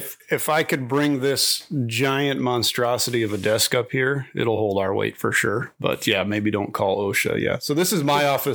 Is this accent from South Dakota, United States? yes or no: yes; Sioux Falls, South Dakota, United States; moved away as an adult; also born or lived in Arlington, South Dakota / Fort Hood, Texas; now in Dell Rapids, United States; I grew up in Sioux Falls. I graduated from Lincoln High School, went to USD, I went through ROTC at USD